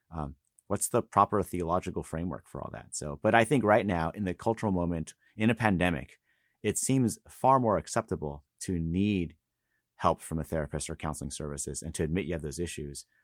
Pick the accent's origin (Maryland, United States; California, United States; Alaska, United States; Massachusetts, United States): California, United States; moved away as an adult; also born or lived in Los Angeles; now in Boston, United States; I was raised in California